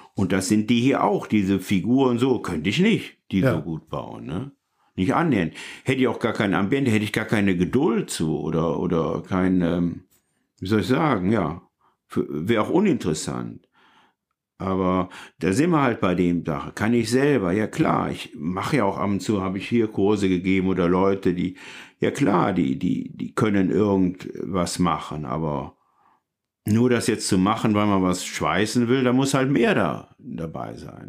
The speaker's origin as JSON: {"language": "German", "town": "Leverkusen", "region": "North Rhine-Westphalia", "country": "Germany", "lives_now": "Cologne, Germany", "said": "Ich komme aus Leverkusen"}